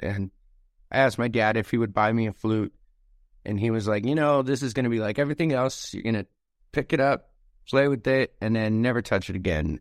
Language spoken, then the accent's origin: English; Anchorage, Alaska, United States; that's home